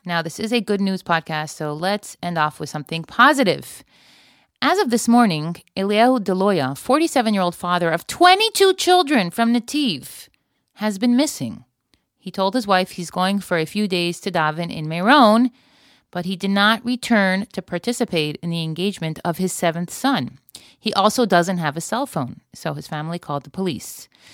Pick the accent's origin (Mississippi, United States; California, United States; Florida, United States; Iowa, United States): Florida, United States; now in Israel; I grew up in Florida before sunscreen was a thing